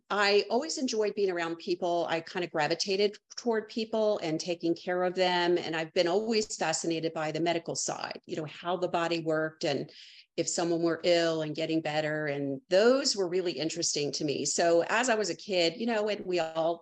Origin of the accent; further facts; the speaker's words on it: Maryland, United States; moved away as an adult; now in Charleston, United States; I'm a lifelong native Marylander that just recently moved